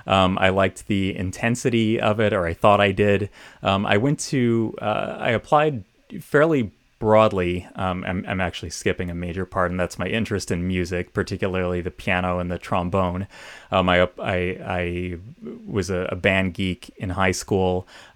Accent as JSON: {"language": "English", "town": "Hilton", "region": "New York", "country": "United States", "tie": "born or raised there", "said": "So I grew up in Western New York State in a town called Hilton, about 20 miles northwest of Rochester."}